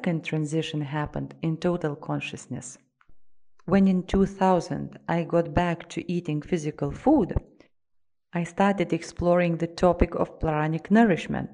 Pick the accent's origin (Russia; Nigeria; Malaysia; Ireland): Russia; I am from Russia.